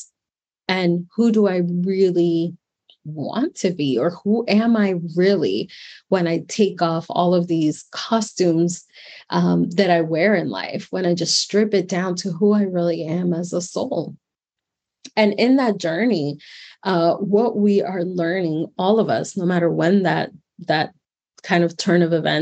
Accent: Miami, Florida, United States; moved away as an adult; also born or lived in New York; come back to my hometown of Miami, Florida

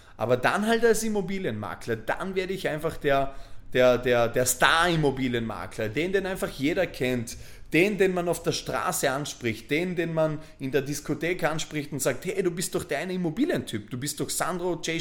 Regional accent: Bregenz, Vorarlberg, Austria; moved away as an adult; also born or lived in Voitsberg, Styria / Vienna; habe Vorarlberg, meine, meine Geburtsstadt Bregenz, verlassen

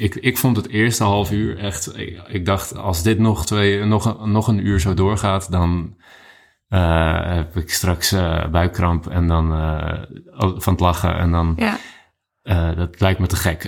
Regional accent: Netherlands; als Nederlander

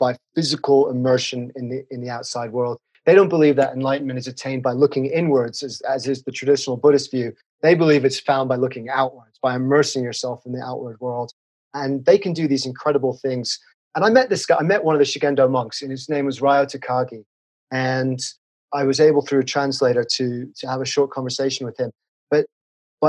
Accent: England, United Kingdom; moved away as an adult; now in Colorado, United States; I'm from England.

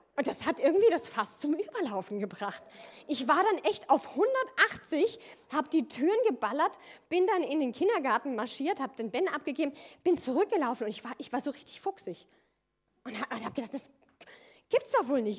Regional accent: near Koblenz, Loreley, Rhineland-Palatinate, Germany; moved away as an adult; also born or lived in Austria; ich komme ursprünglich aus Rheinland-Pfalz, aus der Nähe von Koblenz, Lorelei, falls das einer kennt, wunderschöne Ecke

